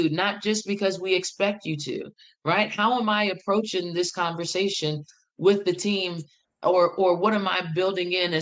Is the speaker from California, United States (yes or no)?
no; Farmville, Virginia, United States; moved away as an adult; now in Greensboro, United States; I am from Farmville, Virginia. Farmville is in the heart of Virginia. It's in Prince Edward County